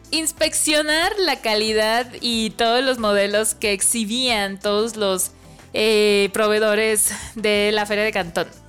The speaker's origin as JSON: {"language": "Spanish", "country": "Mexico", "said": "yo estoy, vengo de México"}